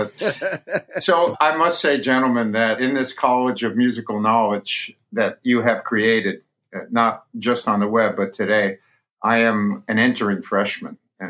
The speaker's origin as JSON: {"language": "English", "town": "Brooklyn", "region": "New York", "country": "United States", "tie": "born or raised there", "said": "because I grew up in Brooklyn, reading Al Aronowitz in the New York Post."}